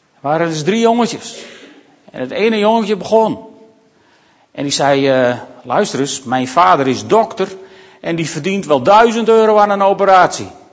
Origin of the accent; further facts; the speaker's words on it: Makkum, Friesland, Netherlands; ik ben opgegroeid in Makkem aan het IJsselmeer